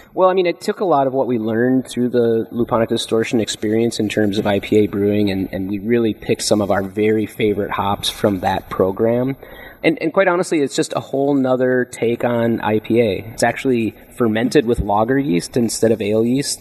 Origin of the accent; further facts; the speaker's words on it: Minnesota, United States; moved away as an adult; now in California, United States; I came from the Midwest. There wasn't a big wine scene in Minnesota where I grew up